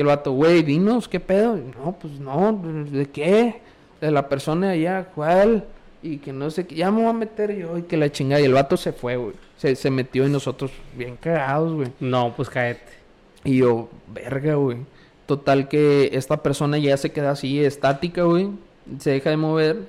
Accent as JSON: {"language": "Spanish", "town": "Valle Hermoso", "region": "Tamaulipas", "country": "Mexico", "also_born_or_lived": "Matamoros", "moved": "as an adult", "said": "yo soy de Hermoso"}